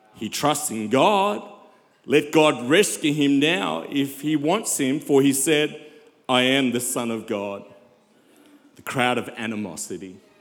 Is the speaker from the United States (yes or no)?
no; South Africa; I'm from South Africa